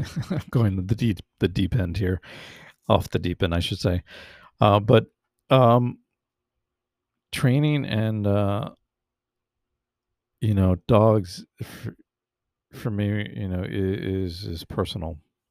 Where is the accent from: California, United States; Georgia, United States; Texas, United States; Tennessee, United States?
California, United States; I grew up mostly in the San Fernando Valley, which is in the Los Angeles County.